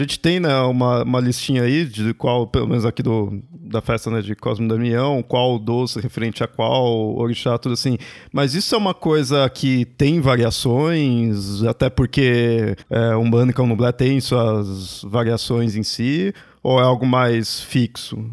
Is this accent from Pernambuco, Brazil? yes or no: no; São Paulo, Brazil; nunca saí aqui de São Paulo